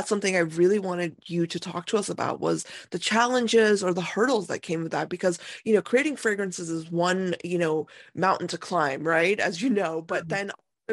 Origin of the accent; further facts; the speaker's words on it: India; I am being Indian